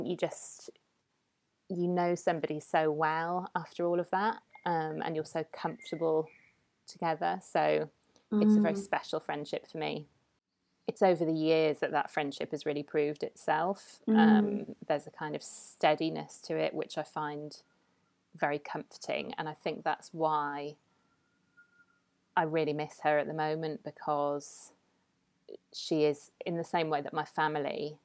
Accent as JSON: {"language": "English", "town": "Newcastle upon Tyne", "region": "North East England", "country": "United Kingdom", "also_born_or_lived": "Edinburgh", "moved": "as an adult", "said": "I'm from Newcastle as well"}